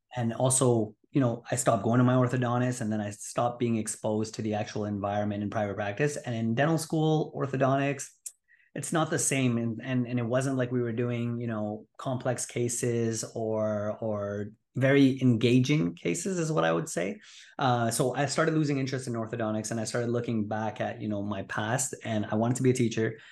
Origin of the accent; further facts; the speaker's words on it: Montreal, Quebec, Canada; moved away as an adult; also born or lived in Greater Toronto Area; now in Toronto, Canada; born and raised in Montreal, but now practicing out of the Greater Toronto Area